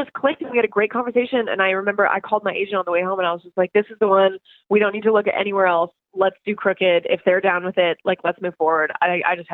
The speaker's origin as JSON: {"language": "English", "country": "Canada", "tie": "born or raised there", "said": "I was born in Canada"}